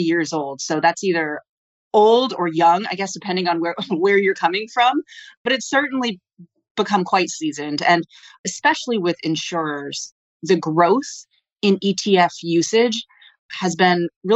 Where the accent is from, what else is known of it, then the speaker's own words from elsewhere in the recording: Old Saybrook, Connecticut, United States; I grew up in a small town in Connecticut